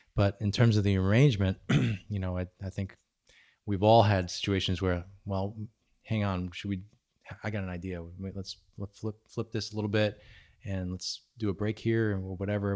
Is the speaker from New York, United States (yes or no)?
yes; New York, United States; moved away; I'm originally from New York